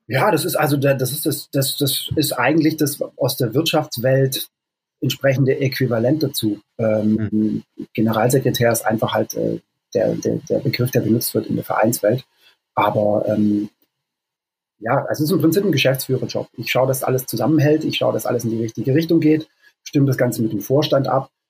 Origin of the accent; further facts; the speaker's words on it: Stuttgart, Baden-Württemberg, Germany; moved away as an adult; also born or lived in Lake District, England; now in England, United Kingdom; Ich bin ursprünglich aus Stuttgart